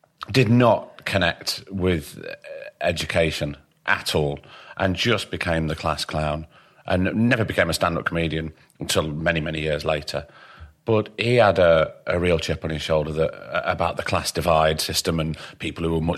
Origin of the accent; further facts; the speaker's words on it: Blackpool, North West England, United Kingdom; accent: northern; moved away; also born or lived in London; I come from Blackpool